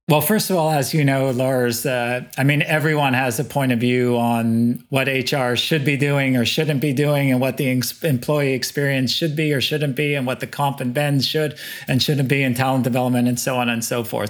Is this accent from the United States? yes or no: no; Montreal, Quebec, Canada; moved away as an adult; also born or lived in Asia; born and bred in Montreal, in Canada